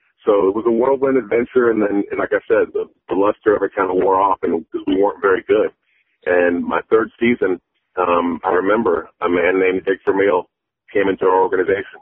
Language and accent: English; Tallahassee, Florida, United States; moved away as an adult; also born or lived in Gainesville, Florida / St. Louis, Missouri; I was a kid from Florida. I grew up in Tallahassee